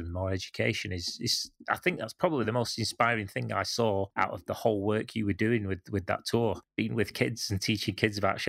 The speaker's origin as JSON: {"language": "English", "country": "Canada", "tie": "born or raised there", "said": "I grew up in Canada"}